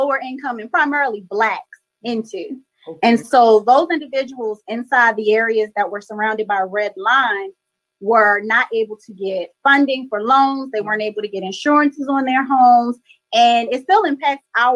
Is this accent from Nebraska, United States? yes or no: no; Baltimore, Maryland, United States; We're actually both from Baltimore, Maryland, born and raised. I'm from East Side